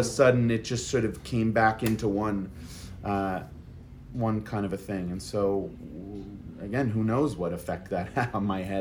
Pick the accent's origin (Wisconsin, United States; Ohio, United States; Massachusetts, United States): Massachusetts, United States; Boston; I grew up in Boston